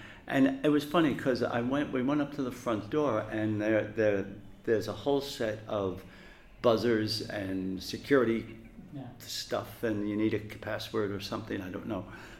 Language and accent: English; New York City, New York, United States; I was born in Methodist Hospital on 6th Street between 7th and 8th Avenue in Brooklyn, in Park Slope. And I grew up in Park Slope between 43 and really 1964, I think.